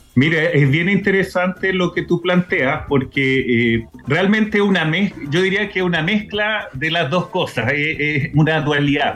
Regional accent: Chile; a nosotros como país, como chileno

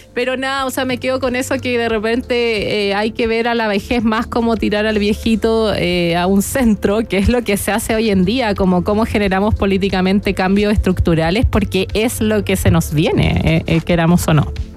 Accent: Chile; como chilenos

